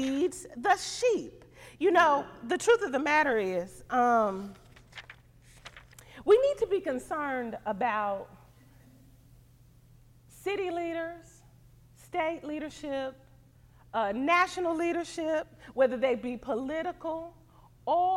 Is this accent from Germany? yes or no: no; Missouri, United States; moved away; I'm from Missouri, so I say pop